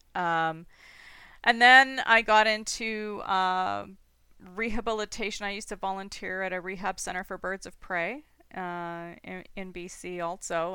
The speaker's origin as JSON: {"language": "English", "town": "Toronto", "region": "Ontario", "country": "Canada", "tie": "born or raised there", "also_born_or_lived": "British Columbia / Saskatchewan", "moved": "yes", "lives_now": "Ancaster, Canada", "said": "I was born and raised in Toronto"}